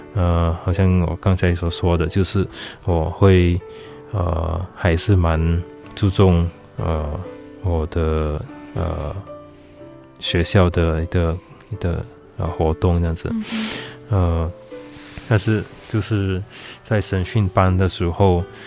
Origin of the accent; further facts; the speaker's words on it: Penang Island, Malaysia; 来自马来西亚，诶，北区的一个，呃，冰岛